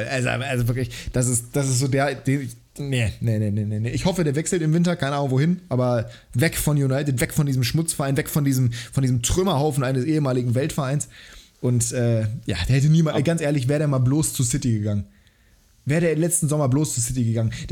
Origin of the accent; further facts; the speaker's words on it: Bremen, Germany; ja natürlich, als Bremer